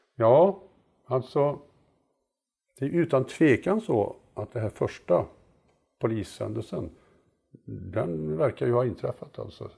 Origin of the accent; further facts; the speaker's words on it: Mariestad, Västra Götaland, Sweden; moved away; jag var med och byggde ett eh, amatörobservatorium i Mariestad där jag är född